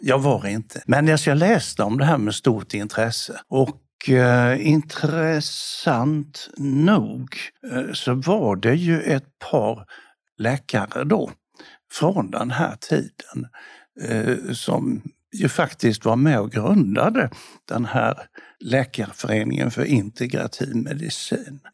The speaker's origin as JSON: {"language": "Swedish", "town": "Bodafors", "region": "Jönköping County", "country": "Sweden", "tie": "born or raised there", "also_born_or_lived": "Lund / Malmö", "moved": "yes", "said": "när jag växte upp i Bodafors"}